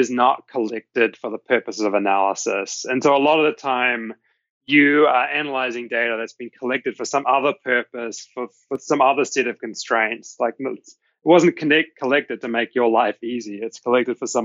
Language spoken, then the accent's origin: English; Hamilton, Waikato, New Zealand; moved away as an adult; now in United States; I grew up in Hamilton, so it's actually fairly close to where my parents live.